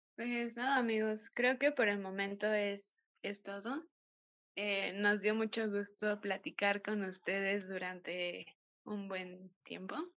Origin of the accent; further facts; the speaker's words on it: Mexico; nosotros como mexicanos